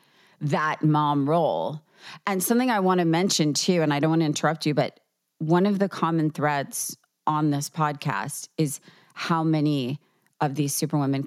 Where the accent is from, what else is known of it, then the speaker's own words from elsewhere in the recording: New York, United States; I'm a New Yorker at heart for life